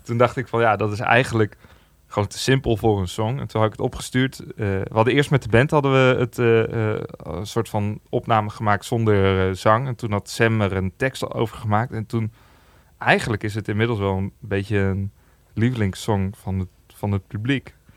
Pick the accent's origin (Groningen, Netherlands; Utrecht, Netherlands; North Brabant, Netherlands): Utrecht, Netherlands; Amersfoort; in Amersfoort, waar ik vandaan kom.